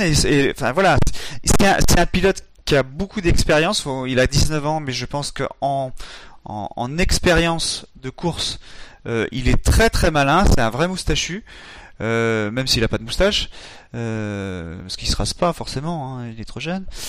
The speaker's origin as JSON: {"language": "French", "country": "France", "said": "en tant que Français"}